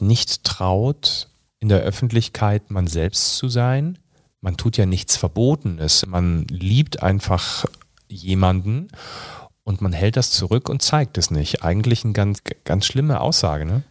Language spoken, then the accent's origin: German; Fulda, Hesse, Germany; moved away as an adult; also born or lived in Rhineland; now in Bavaria, Germany; dann sind wir umgezogen nach Fulda. Da habe ich tatsächlich 20 Jahre meines Lebens verbracht.